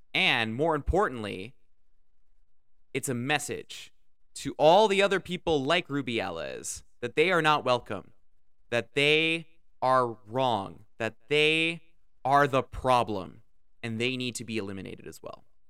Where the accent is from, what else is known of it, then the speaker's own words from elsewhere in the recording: Canada; I'm Canadian